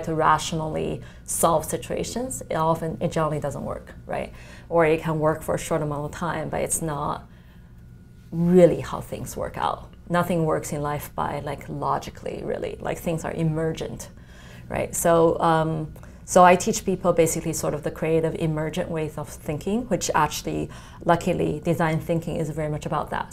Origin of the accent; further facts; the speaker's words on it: China; moved away; I come from China where, uh, you know, calligraphy and painting, etc. That's sort of part of the culture